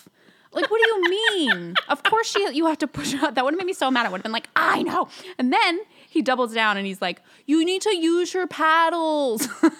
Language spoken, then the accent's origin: English; New England, United States; I grew up in New England.